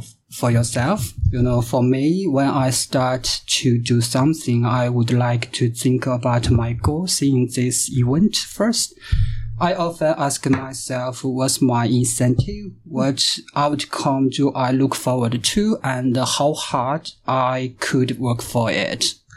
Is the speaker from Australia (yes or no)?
no; China; English is a second language; moved away as an adult; now in Canada; I'm from China.